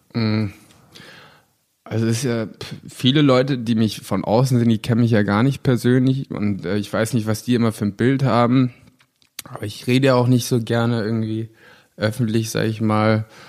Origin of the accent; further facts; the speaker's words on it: Germany; ich bin Deutscher und sage, ich bin Schauspieler